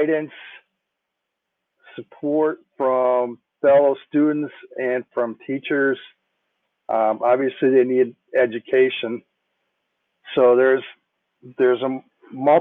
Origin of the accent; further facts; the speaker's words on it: Minnetonka, Minnesota, United States; I grew up in Minnetonka, went to Minnetonka High School